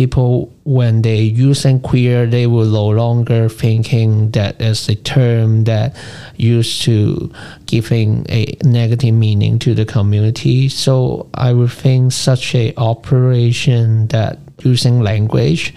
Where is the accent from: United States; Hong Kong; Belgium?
Hong Kong; growing up in Hong Kong